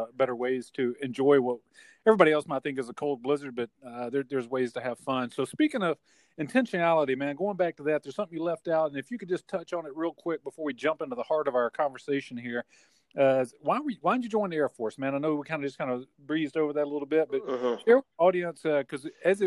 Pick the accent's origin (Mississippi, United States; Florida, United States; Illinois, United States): Mississippi, United States; moved away; also born or lived in South Dakota; I'm a Mississippi boy